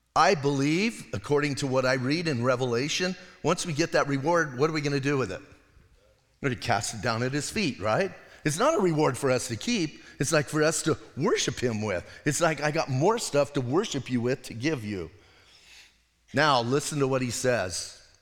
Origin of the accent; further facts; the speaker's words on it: Bisbee, Arizona, United States; I'm from Bisbee.